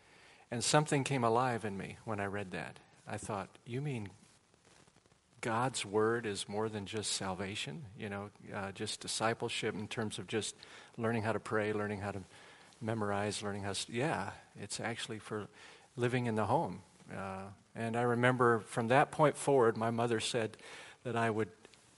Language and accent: English; Waukegan, Illinois, United States; moved away as an adult; now in Charleston, United States; I grew up in Chicago area. So I'm a Midwesterner at heart. And we moved to South Carolina when I was 35 years old, which was 20 years ago.